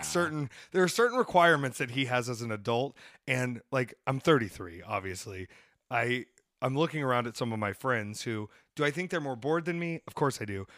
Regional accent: Atlanta, Georgia, United States; I'm from Atlanta, Georgia

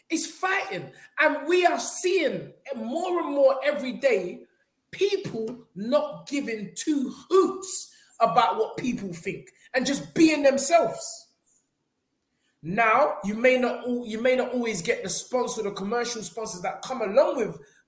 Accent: United Kingdom; as a Brit

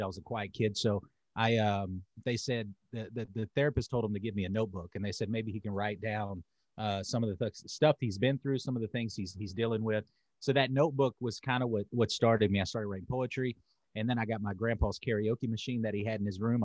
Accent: Charlotte, North Carolina, United States; also born or lived in Winston-Salem, North Carolina; I'm in North Carolina. So I was born in Charlotte. I went back to Charlotte after I got out of jail

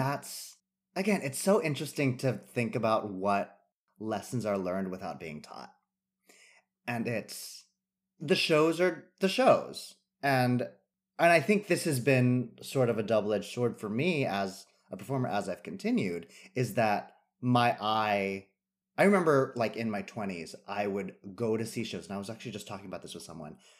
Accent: San Jose, California, United States; now in New York, United States; growing up in California

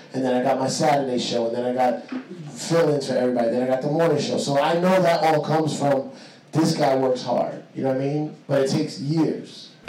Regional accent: New York City, New York, United States; I'm Puerto Rican from the Bronx

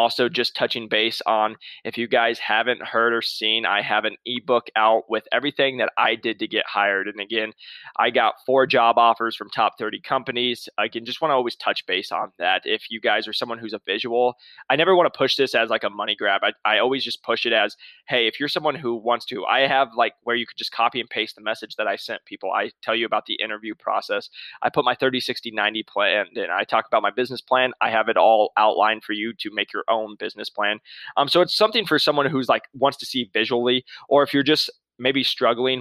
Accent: Midwest, United States; now in Scottsdale, United States; I'm from the Midwest

